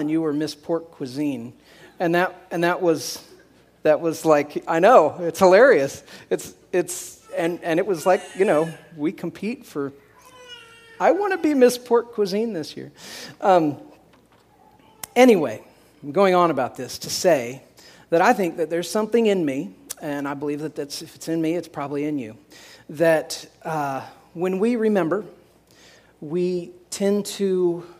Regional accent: Tipton, Indiana, United States; that's my hometown, a little hometown

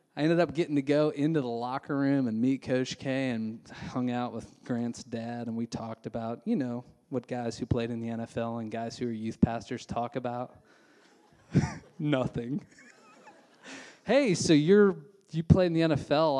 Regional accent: Indiana, United States; now in Nashville, United States; I grew up in Indiana

